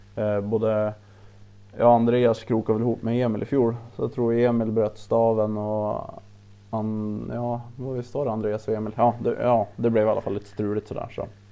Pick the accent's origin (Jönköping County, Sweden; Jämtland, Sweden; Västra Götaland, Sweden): Jämtland, Sweden; Östersund; jag är väl längdskidåkare i, i, från Östersund, eller Optand, där jag är född och, född och uppväxt